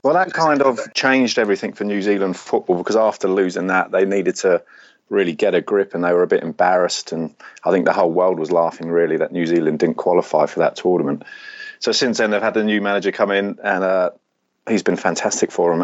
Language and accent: English; England, United Kingdom; moved away as an adult; now in Sydney, Australia; I'm English, uh, but I moved to Sydney four years ago.